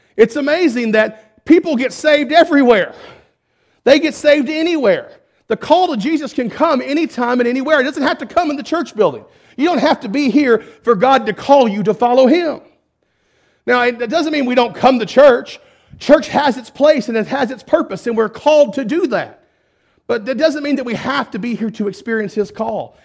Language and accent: English; Perrin, Texas, United States; I'm from Perrin